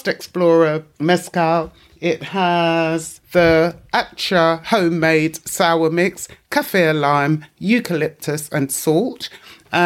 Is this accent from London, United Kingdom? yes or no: yes; London, United Kingdom; we grew up in East London, where you knew where you were